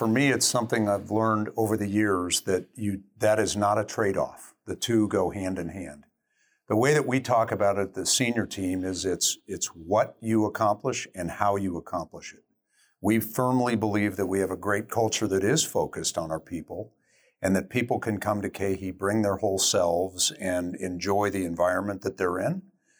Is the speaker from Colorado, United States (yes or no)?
yes; Denver, Colorado, United States; Denver, Colorado.